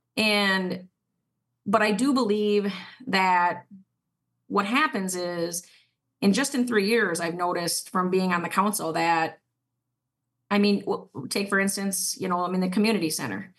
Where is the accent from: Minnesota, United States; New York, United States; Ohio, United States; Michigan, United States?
Minnesota, United States; Fairmont; I was, uh, born and raised in Fairmont